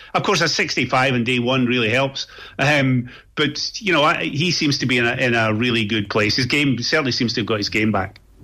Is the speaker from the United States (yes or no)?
no; Scot, Scotland, United Kingdom; Speaking as a Scot